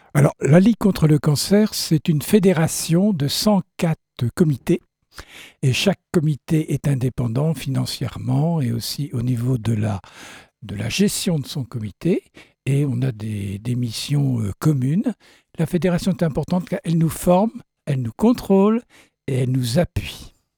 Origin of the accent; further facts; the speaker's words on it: France; chez nous en France